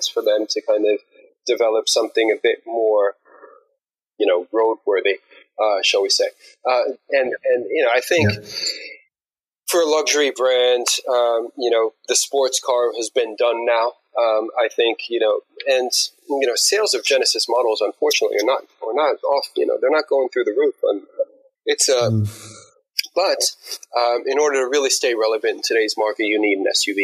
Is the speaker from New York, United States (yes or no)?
yes; New York, United States; now in United Kingdom; I'm actually originally from New York